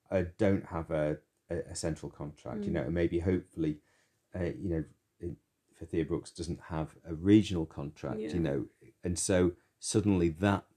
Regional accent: Preston, North West England, United Kingdom; moved away; I am from Preston. That's where I grew up. It's where my parents were from.

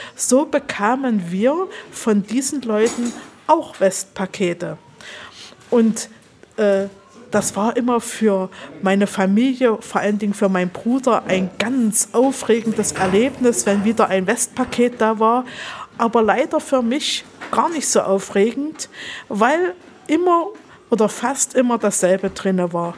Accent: Halle, Saxony-Anhalt, Germany; Ja, ich bin in Halle geboren und aufgewachsen oder besser gesagt, ich bin in Halle Neustadt in der Betonwüste aufgewachsen

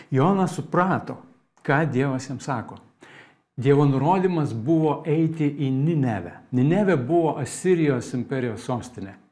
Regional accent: Lithuania; Mes lietuviai turim posakį

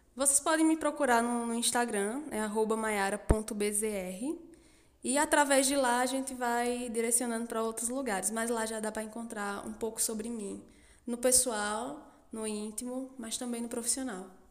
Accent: Santa Cruz do Capibaribe, Pernambuco, Brazil; also born or lived in Campina Grande, Paraíba; eu sou de Santa Cruz do Capibaribe. É, vivi minha vida toda aqui.

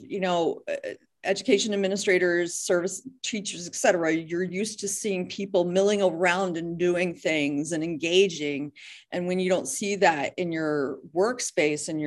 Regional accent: near Dayton, Ohio, United States; moved away as an adult; also born or lived in Columbus, Ohio / Toledo, Ohio; now in Deer Isle, Maine, United States; I came from Columbus, here from Columbus, Ohio, and I grew up near Dayton.

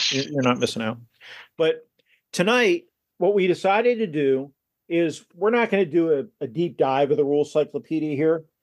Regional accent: United States; And I'm a proud American and I'm Scots Irish, which means I like to drink and I can be frugal.

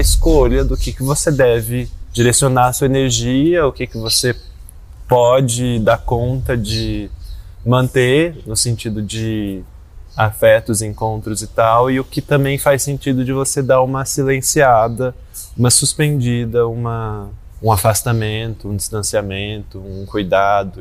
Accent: Rio de Janeiro, Brazil; now in São Paulo, Brazil; sou carioca, que mora em São Paulo há muito tempo

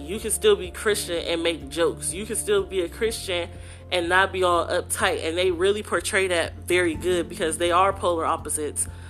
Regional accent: Youngstown, Ohio, United States; moved away as an adult; also born or lived in Baltimore, Maryland; now in Columbus, United States; I'm originally from Youngstown, Ohio. I've lived there basically my whole life

